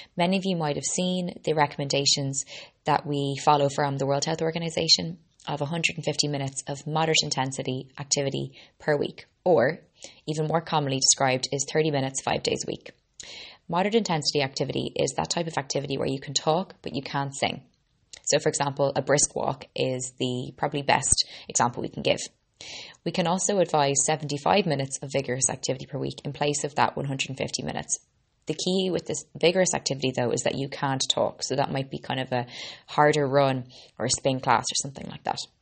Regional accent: Ireland; also born or lived in Boston, Massachusetts, United States; I'm an Irish girl, Boston born

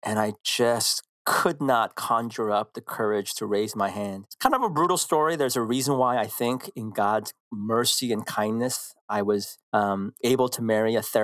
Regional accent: San Francisco, California, United States; born or raised there; English is a second language; also born or lived in Korea

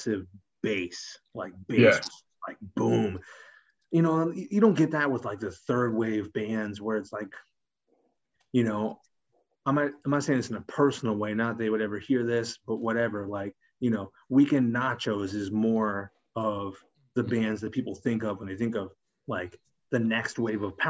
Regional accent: Greenfield, Massachusetts, United States; I'm from Greenfield, Massachusetts, a very rural town in Massachusetts

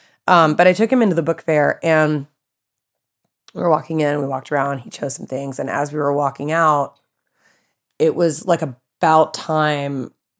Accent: the South, United States; Like growing up in the South, it's horrible. It's horrible. But it's like growing up in the South, how we had all the tornado drills and nobody in California ever had those.

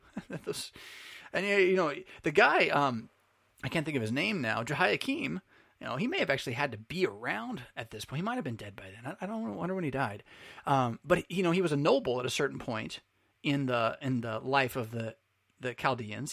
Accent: United States; American Lutherans of the Missouri Synod

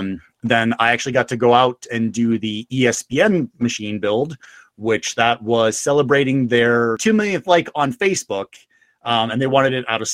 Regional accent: England, United Kingdom; When I was young, I grew up in England myself. You know, little known fact, you couldn't tell with the accent.

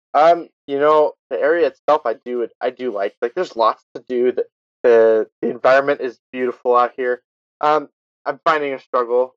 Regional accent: California, United States; moved away as an adult; now in Utah, United States; i spent the first 18 years of my life in california

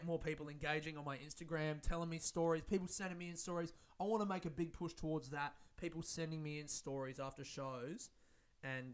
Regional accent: Adelaide, South Australia, Australia; I'm from Adelaide

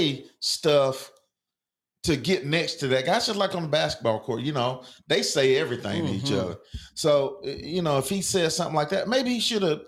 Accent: Atlanta, Georgia, United States; born or raised there

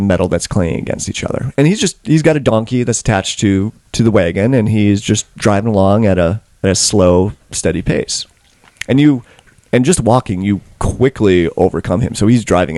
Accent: Manitoba, Canada; I'm from Westman.

